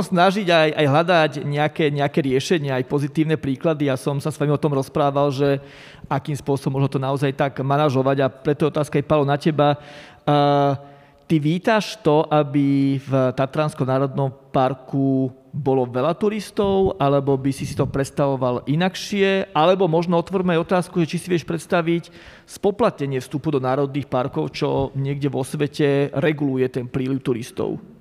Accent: Bratislava, Bratislava Region, Slovakia; moved away as an adult; now in Zaježová, Slovakia; A ja som rodený Bratislavčan, ale 15 rokov žijem na Lazoch na Zaježovej

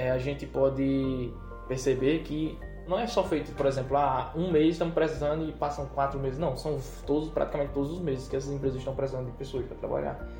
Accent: Serra Talhada, Pernambuco, Brazil; also born or lived in São Paulo; sou nasci em São Paulo, mas me criei em Serra Talhada

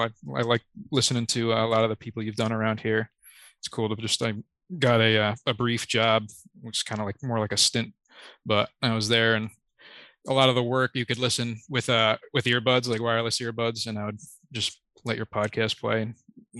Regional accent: Poughkeepsie, New York, United States; also born or lived in Mahopac / Carmel / Millbrook; I'm from Poughkeepsie, New York, but kind of moved a lot of places in the Hudson Valley. Kind of tumultuous kind of upbringing. I lived in Mayapak, Carmel, Millbrook, New York, but circled around, and I've lived in Poughkeepsie for the past 10 years

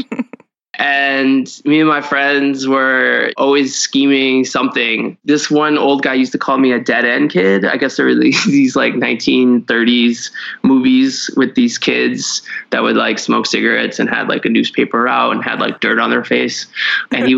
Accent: Cleveland, Ohio, United States; I grew up in Cleveland, Ohio.

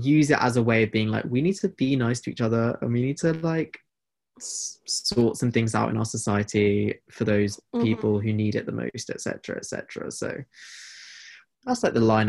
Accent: United Kingdom; being British

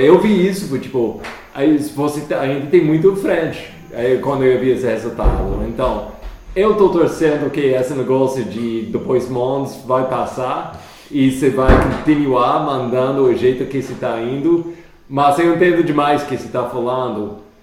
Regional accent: United States; now in Brazil; Eu sou dos Estados Unidos

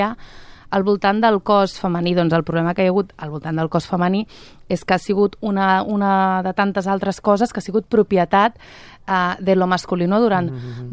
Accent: Catalonia, Spain; sóc catalana de la ceba

